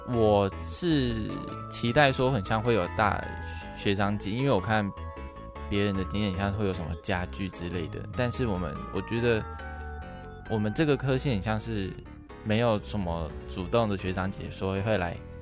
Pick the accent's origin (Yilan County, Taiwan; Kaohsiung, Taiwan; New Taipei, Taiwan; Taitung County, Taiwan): Taitung County, Taiwan; Taitung; moved away as an adult; now in Tainan, Taiwan; 我是台东人